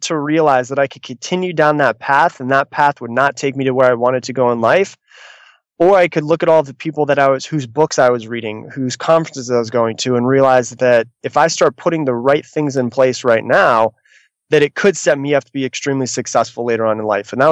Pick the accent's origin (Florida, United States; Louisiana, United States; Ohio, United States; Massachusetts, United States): Florida, United States; I'm from Florida.